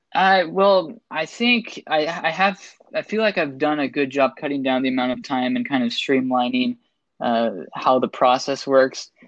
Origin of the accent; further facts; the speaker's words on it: Seattle, Washington, United States; I'm originally from Seattle